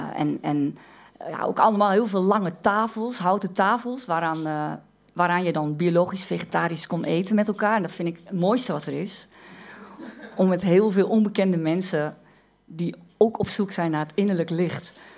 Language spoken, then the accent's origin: Dutch; Twente, Overijssel, Netherlands; ik uit Twente kom